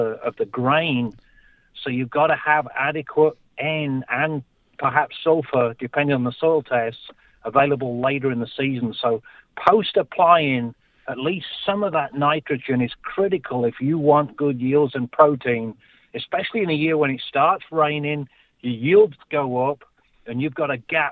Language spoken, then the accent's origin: English; England, United Kingdom; moved away; I'm originally from England